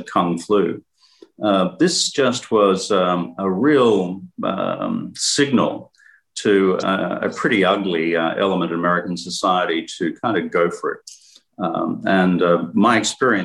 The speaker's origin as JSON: {"language": "English", "country": "Australia", "also_born_or_lived": "New York", "moved": "yes", "said": "I'm Australian"}